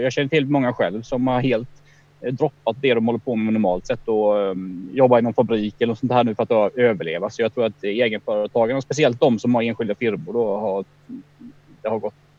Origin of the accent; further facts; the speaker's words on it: Kronoberg County, Sweden; accent: Småländska; moved away; Jag är uppe i Kronobergs län här, mina hemtrakter där jag är uppvuxen